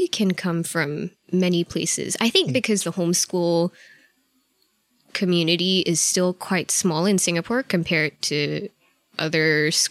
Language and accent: English; Nebraska, United States; born there